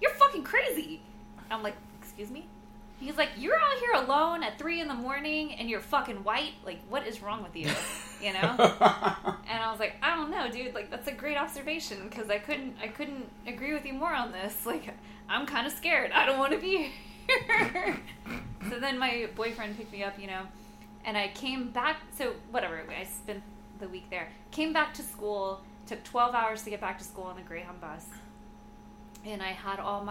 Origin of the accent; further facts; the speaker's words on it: Houston, Texas, United States; we grew up together in Houston